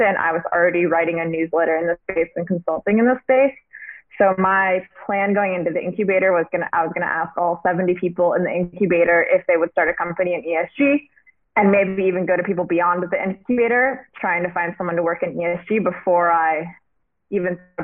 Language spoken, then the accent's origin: English; Washington, United States; moved away as an adult; now in London, United Kingdom; I'm from Washington State, so I'm American. I moved to London in around 2015